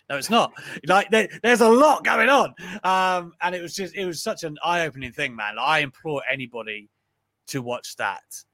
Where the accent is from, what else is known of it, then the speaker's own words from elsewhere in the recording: United Kingdom; I'm British